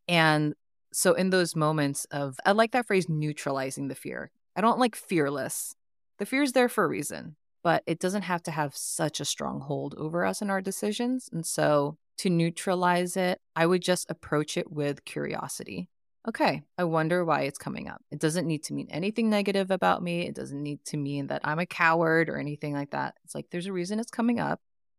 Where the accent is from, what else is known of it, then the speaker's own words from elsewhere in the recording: Oakland, California, United States; also born or lived in Philippines; I grew up in the East Bay.